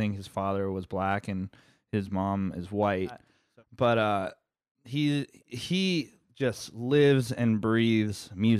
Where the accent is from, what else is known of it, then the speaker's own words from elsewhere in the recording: California, United States; we're Californian